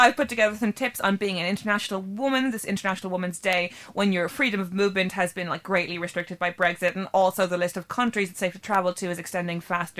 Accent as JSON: {"language": "English", "country": "Ireland", "said": "speaking as an Irish person"}